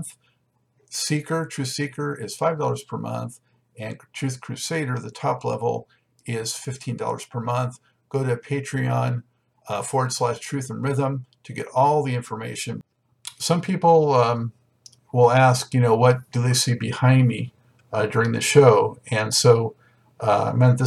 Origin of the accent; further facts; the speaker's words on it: Los Angeles, California, United States; I was born in Los Angeles, lived most of my life there